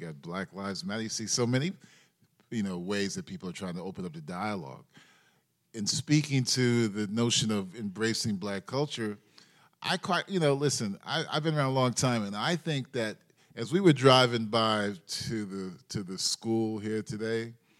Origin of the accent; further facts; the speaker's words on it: New York City, New York, United States; I grew up in Spanish Harlem